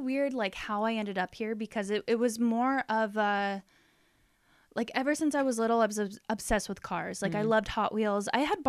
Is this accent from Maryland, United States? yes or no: no; Beaumont, California, United States; born or raised there; also born or lived in Palm Springs, California / Indio, California